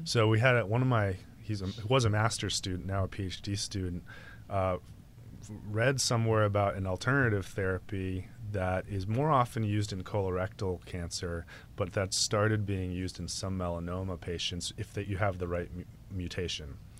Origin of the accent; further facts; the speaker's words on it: New England, United States; moved away; growing up in New England